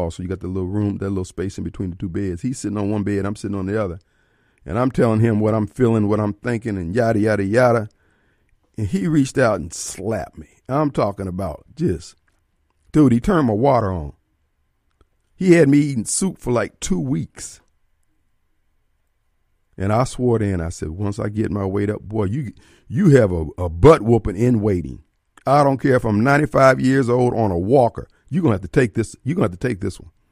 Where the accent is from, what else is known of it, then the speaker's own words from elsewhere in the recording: Decatur, Illinois, United States; born there; I was born in Decatur, Illinois. I'm the last out of 11 kids.